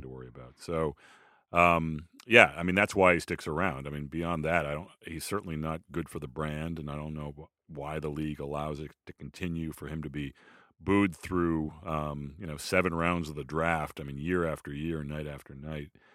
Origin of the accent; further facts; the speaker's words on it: Boston, Massachusetts, United States; as a Bostonian